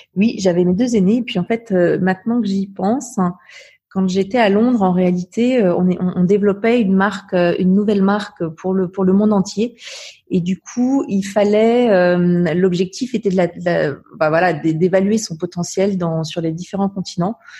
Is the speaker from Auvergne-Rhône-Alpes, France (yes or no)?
yes; Savoie, Auvergne-Rhône-Alpes, France; also born or lived in Romans-sur-Isère, Drôme; je suis née dans la Drôme, mais en revanche, j'ai vraiment vécu euh, toute, toute, ma vie en Savoie